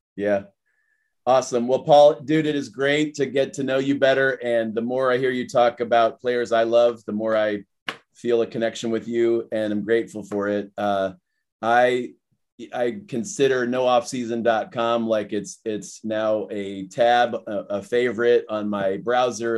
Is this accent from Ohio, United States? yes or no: yes; Akron, Ohio, United States; I'm a kid from Akron